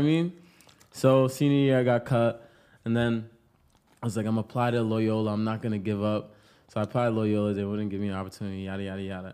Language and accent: English; Pawtucket, Rhode Island, United States; now in Los Angeles, United States; I'm from Pawtucket, Rhode Island, the bucket.